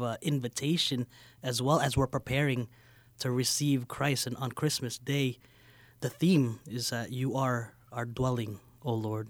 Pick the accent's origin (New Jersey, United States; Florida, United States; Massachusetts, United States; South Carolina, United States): New Jersey, United States; I grew up in New Jersey, and I had a few Puerto Rican friends